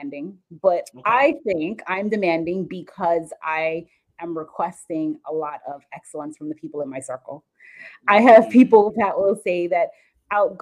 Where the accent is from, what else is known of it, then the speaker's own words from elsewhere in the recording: Jamaica; also born or lived in South Florida; now in Jacksonville, United States; I'm actually from Jamaica. I moved to South Florida, and then eventually I moved to Jacksonville about 3 years ago now.